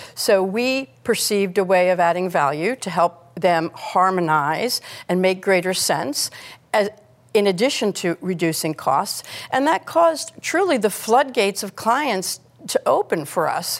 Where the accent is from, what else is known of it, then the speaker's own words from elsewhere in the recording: United States; as an American